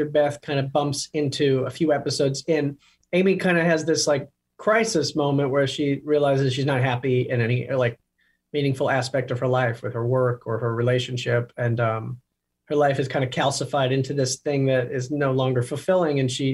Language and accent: English; outside of Toronto, Ontario, Canada; now in New York, United States; I'm Canadian. I'm from outside of Toronto.